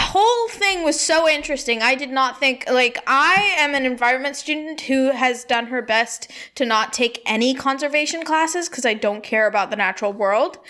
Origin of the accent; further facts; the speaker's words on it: India; my hometown in India.